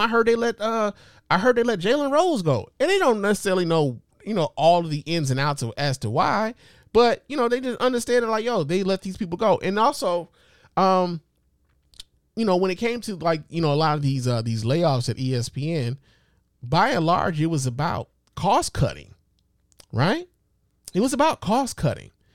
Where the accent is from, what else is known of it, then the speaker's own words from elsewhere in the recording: Chicago, Illinois, United States; my hometown of Chicago